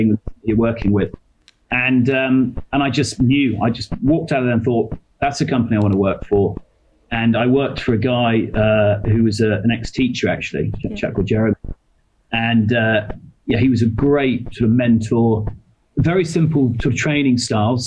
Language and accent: English; Somerset, South West England, United Kingdom; also born or lived in London; now in Singapore; I'm English. That's where I grew up. I actually grew up down in Somerset.